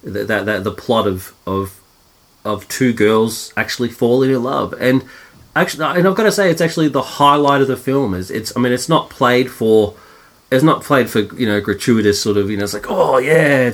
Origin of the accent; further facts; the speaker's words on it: Australia; being Australian